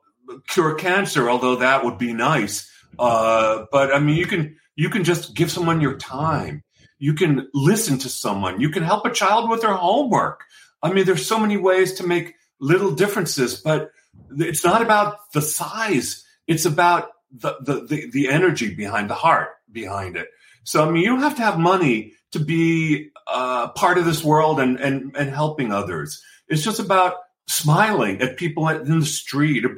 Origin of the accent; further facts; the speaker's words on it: New York City, New York, United States; I'm just this kid from the Bronx